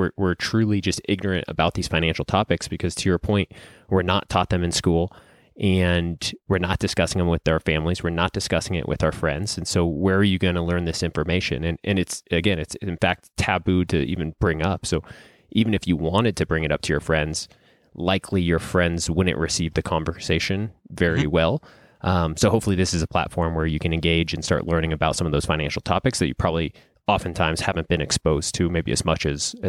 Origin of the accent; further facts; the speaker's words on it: Reno, Nevada, United States; I'm born and raised in Reno, Nevada. Went to the local university here, University of Nevada, Reno.